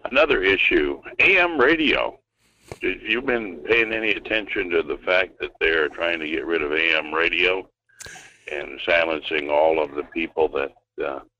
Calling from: Fairbanks, Alaska, United States; Good morning. … in Fairbanks.

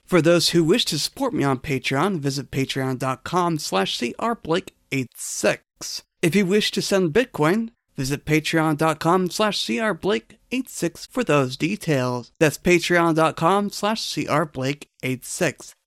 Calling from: Canada; I'm calling from Canada

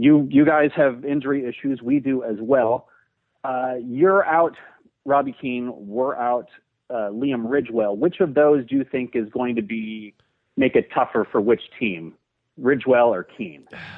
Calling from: Portland, Oregon, United States; Despite the 310 area code, I'm calling from Portland, Oregon.

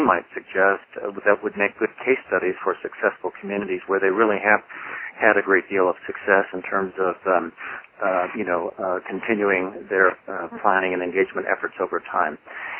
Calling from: Bend, Oregon, United States; I'm phoning in from Bend, Oregon today in the high desert of Central Oregon.

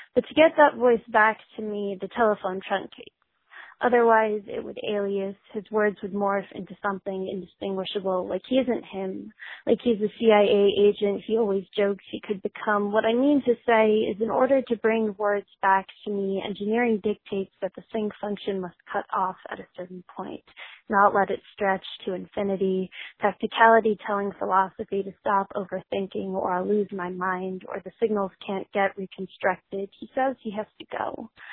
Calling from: Philadelphia, Pennsylvania, United States; I'm calling from Philly

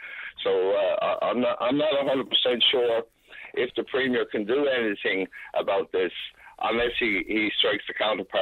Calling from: St. John's, Newfoundland and Labrador, Canada; I'm calling from St. John's

